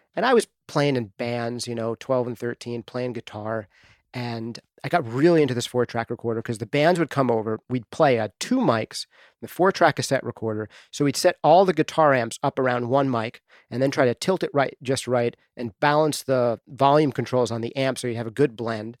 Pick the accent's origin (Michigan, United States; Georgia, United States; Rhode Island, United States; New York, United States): New York, United States; Dobbs Ferry; moved away as an adult; also born or lived in Bronx, New York; now in New Hampshire, United States; I grew up in New York, just outside of the city, in a little town called Dobbs Ferry, New York